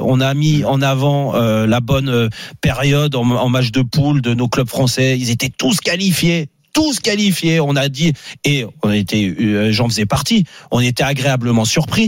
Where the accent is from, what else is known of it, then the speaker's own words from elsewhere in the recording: France; En tant que Français